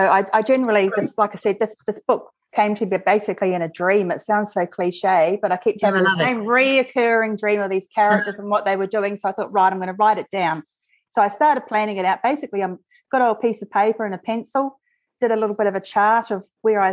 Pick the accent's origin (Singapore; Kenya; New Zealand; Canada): New Zealand; now in Australia; as you can tell, I'm originally from New Zealand and I've spent a large amount of my life living there